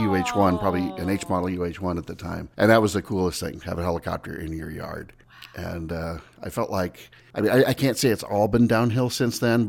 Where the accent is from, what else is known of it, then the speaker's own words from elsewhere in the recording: Seattle, Washington, United States; I grew up outside of Seattle on a private airstrip